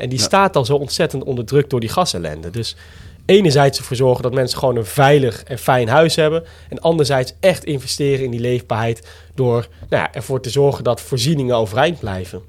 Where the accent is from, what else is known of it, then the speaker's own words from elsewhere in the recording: Roderwolde, Drenthe, Netherlands; also born or lived in Groningen; dorp waar ik vandaan kwam.